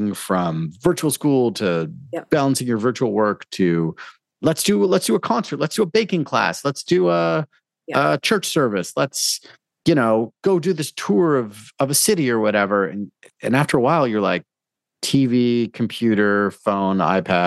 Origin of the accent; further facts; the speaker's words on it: Toronto, Ontario, Canada; also born or lived in South America; I grew up in Toronto